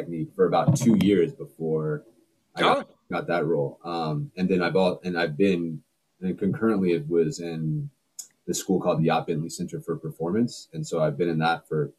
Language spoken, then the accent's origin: English; Berkeley, California, United States; I was born and raised in Berkeley, California